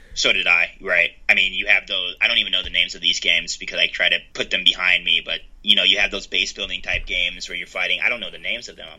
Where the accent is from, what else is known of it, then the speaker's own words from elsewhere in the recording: United States; as an American